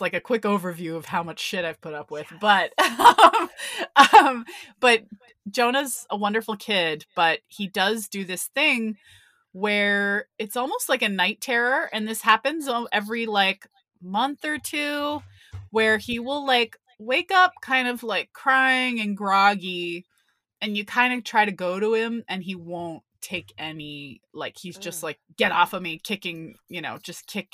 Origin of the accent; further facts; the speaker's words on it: Texas, United States; I'm American. I'm from Texas